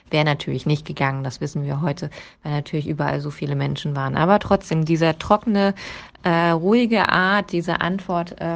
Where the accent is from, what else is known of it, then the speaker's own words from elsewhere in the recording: Premnitz, Brandenburg, Germany; ich bin ähm, Gewerkschaftssekretärin und ich wohne oder bin groß geworden in Premnitz. Das ist ähm, eine Chemiefaserstadt im Osten gewesen.